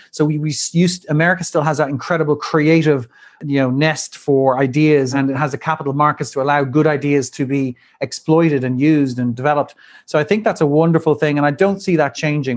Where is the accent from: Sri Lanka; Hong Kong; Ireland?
Ireland; moved away as an adult; also born or lived in Dublin / Wall Street, New York; returned back to my home country, Ireland, and to Dublin with my new wife